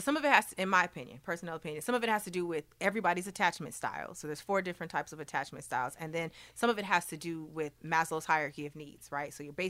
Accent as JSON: {"language": "English", "town": "Long Beach", "region": "California", "country": "United States", "said": "Yeah, I'm from Long Beach."}